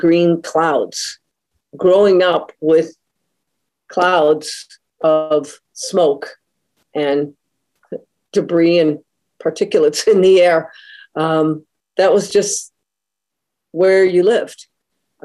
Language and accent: English; Detroit, Michigan, United States; I'm originally from the Metro Detroit area, and to grow up in Detroit in the 70s and 80s